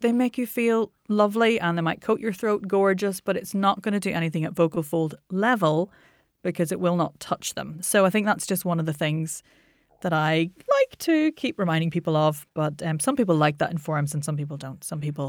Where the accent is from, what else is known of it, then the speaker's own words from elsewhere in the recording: Ireland; I mean, I'm Irish.